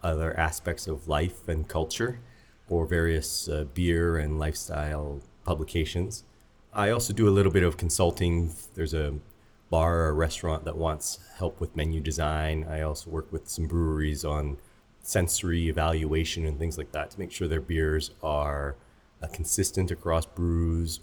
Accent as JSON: {"language": "English", "town": "Saskatoon", "region": "Saskatchewan", "country": "Canada", "tie": "born or raised there", "said": "So I was born in Saskatoon, Saskatchewan. My parents emigrated here from Hong Kong, but I was born in Canada, and I would say I had a fairly normal Canadian childhood"}